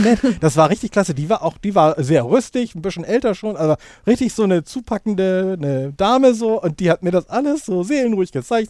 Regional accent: Hamburg, Germany; also born or lived in Lower Saxony; ich komme gebürtig aus Niedersachsen, also auf jeden Fall norddeutsch, aber wohne jetzt schon im Grunde seit Beginn meiner Schulzeit in Hamburg

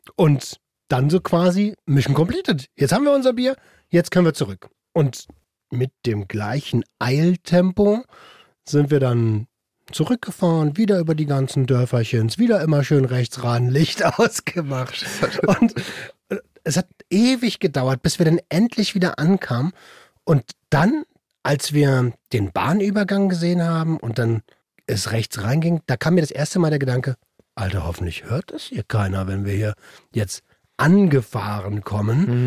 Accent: Berlin, Germany; moved away as an adult; now in Brandenburg, Germany; Wir sind ja beide aus Berlin. Ich ja. bin da hingezogen

